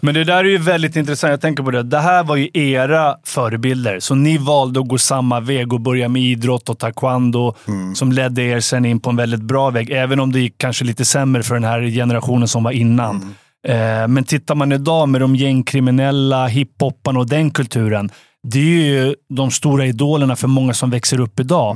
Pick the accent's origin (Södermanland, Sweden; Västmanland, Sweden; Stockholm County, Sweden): Stockholm County, Sweden; Stockholm; vi växte upp i Farsta